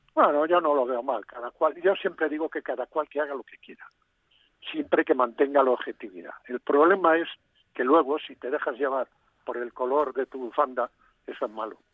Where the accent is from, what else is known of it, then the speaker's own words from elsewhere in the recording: Galicia, Spain; moved away; mi tierra